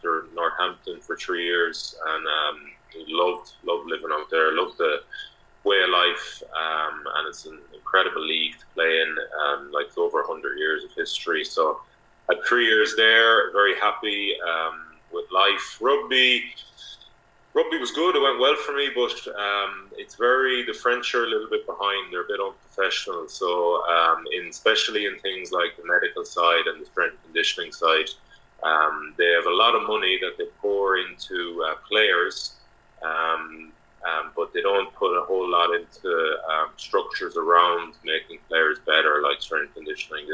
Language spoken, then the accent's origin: English; Galway, Connacht, Ireland; moved away as an adult; also born or lived in England / France; I'm from Galway originally